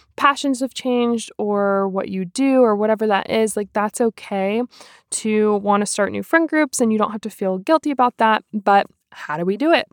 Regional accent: Cary, North Carolina, United States; now in Hickory, United States; I'm from Cary, North Carolina originally. I currently live in Hickory, North Carolina.

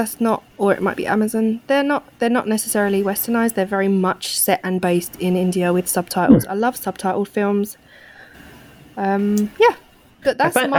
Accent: London, United Kingdom; So I grew up around East London. Mm-hmm. Really, I grew up in a very multicultural area.

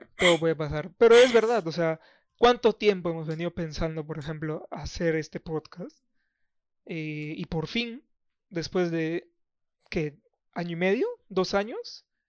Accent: Iquitos, Loreto, Peru; moved away; yo soy de Iquitos.

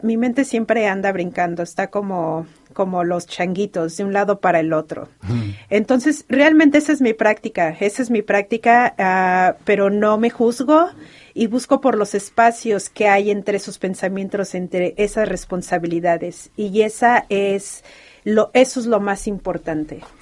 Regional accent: Mexico; first language Spanish; now in Los Angeles, United States; como toda mexicana

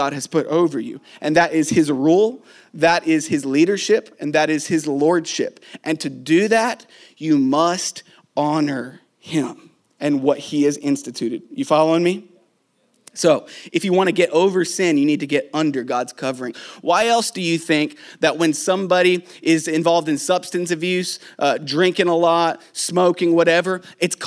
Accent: Tennessee, United States; I was raised in Tennessee, Pentecostal church

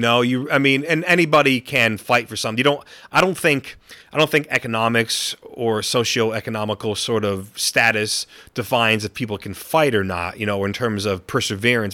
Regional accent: Gainesville, Florida, United States; also born or lived in upstate New York; now in Auckland, New Zealand; my, my whole family basically is from u, upstate New York. So, um, even though I was born in Florida

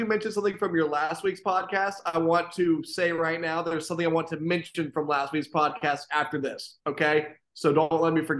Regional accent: West Virginia, United States; moved away as an adult; now in Jacksonville, United States; I'm from West Virginia, right? But I've been here for a decade now.

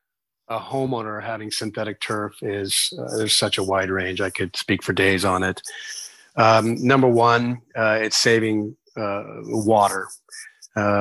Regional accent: Las Vegas, Nevada, United States; I'm from Las Vegas, Nevada, and we have sometimes temperatures of 118

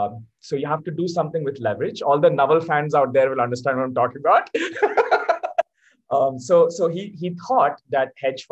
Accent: Abu Dhabi, United Arab Emirates; born there; also born or lived in Singapore / Malaysia / Delhi, India; I was born in Abu Dhabi, moved to Africa, Singapore, Malaysia, and then we came to India, Chanakyapuri, Delhi.

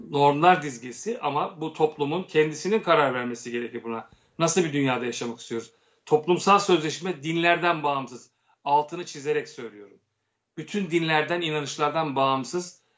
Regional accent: Turkey; Ben Türk'üm. Önce Ermeni diyeceğim ben.

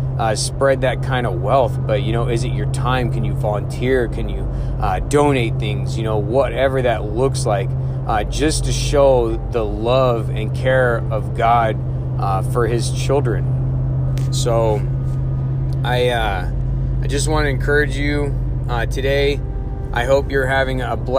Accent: United States; I was born in the United States

